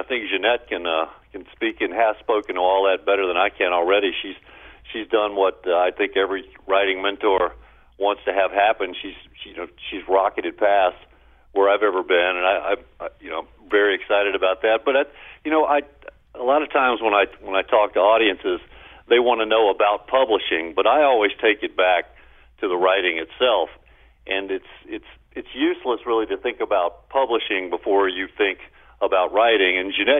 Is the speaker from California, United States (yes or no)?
no; Baton Rouge, Louisiana, United States; I grew up blue collar in Baton Rouge. My dad worked in a petrochemical factory, and, you know, and I later did too.